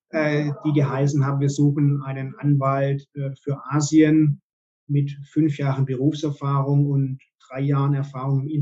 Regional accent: Stuttgart, Baden-Württemberg, Germany; moved away as an adult; now in Hong Kong, Hong Kong; Ich wohne und lebe seit äh, 2009 in Hongkong ich bin ursprünglich aus Stuttgart, habe dort meine Banklehre absolviert.

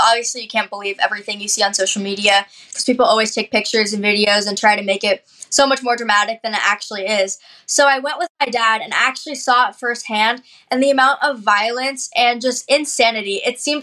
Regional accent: Seattle, Washington, United States; Growing up in the Seattle area

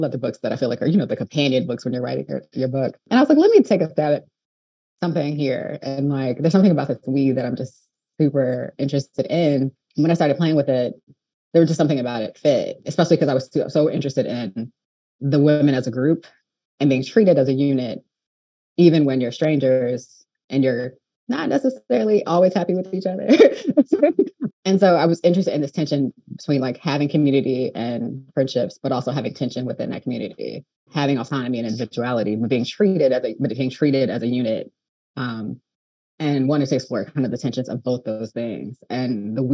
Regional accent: Chicago, Illinois, United States; moved away as an adult; now in Los Angeles, United States; I'm from Chicago, but I'm currently living

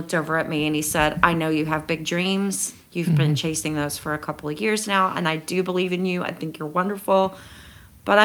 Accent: San Angelo, Texas, United States; moved away as an adult; also born or lived in Austin, Texas / Seattle, Washington; now in Ireland; I was born and raised in San Angelo, Texas.

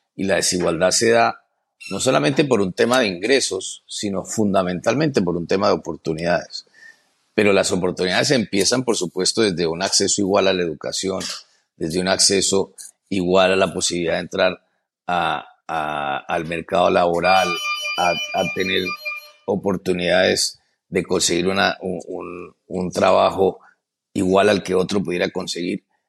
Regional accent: Colombia; moved away as an adult; also born or lived in Philadelphia, United States; now in United States; yo soy un colombiano común y corriente

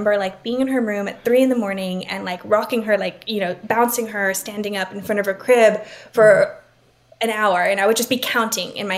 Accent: Laredo, Texas, United States; I grew up in Laredo.

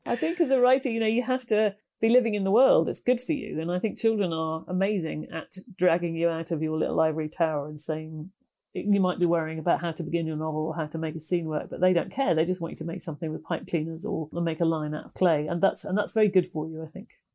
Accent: United Kingdom; also born or lived in Ireland; I was born there and we used to visit it all the time, although I was brought up mostly in Britain

